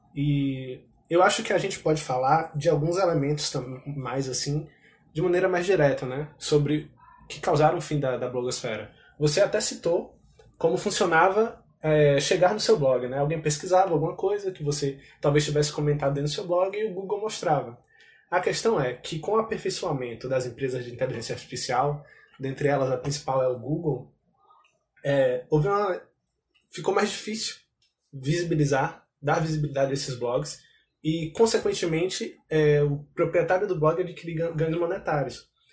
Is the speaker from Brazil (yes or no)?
yes; Brazil; enquanto brasileiros